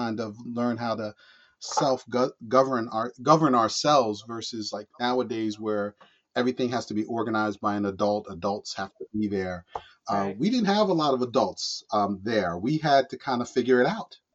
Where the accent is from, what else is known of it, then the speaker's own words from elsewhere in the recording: Englewood, New Jersey, United States; growing up in Englewood